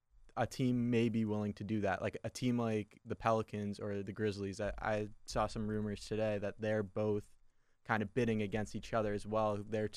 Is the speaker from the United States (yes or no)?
yes; Massachusetts, United States; I'm from Massachusetts